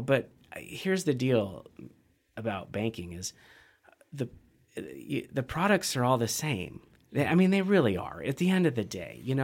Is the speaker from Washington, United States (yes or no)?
yes; Central Washington, United States; also born or lived in Bend, Oregon; now in Missoula, United States; I'm a kid from Central Washington